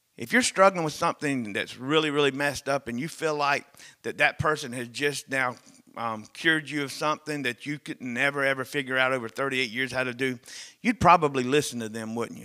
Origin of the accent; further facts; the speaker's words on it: the South, United States; Growing up in North America, growing up in the South